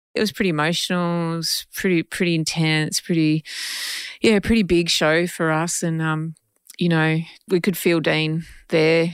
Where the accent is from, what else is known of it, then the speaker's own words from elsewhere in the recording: Geelong, Victoria, Australia; out in Meredith, near Geelong, my hometown